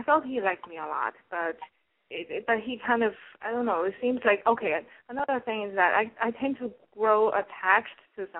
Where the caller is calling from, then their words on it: New York City, New York, United States; I'm calling from New York. I'm 29.